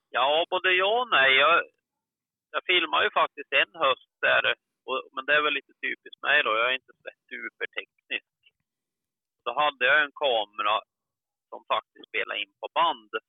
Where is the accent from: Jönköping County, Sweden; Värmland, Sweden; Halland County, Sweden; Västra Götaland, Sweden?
Värmland, Sweden; moved away as an adult; also born or lived in northern Dalarna; now in Dalarna, Sweden; född värmlänning, uppflyttad till norra Dalarna ungefär när jag var strax runt 20 år. Har bott där i lite över 30 år nu